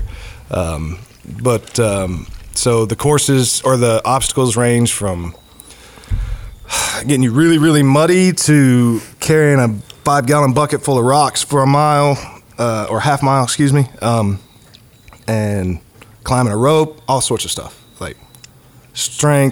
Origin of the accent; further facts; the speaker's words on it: Mars Hill, North Carolina, United States; I grew up in Madison County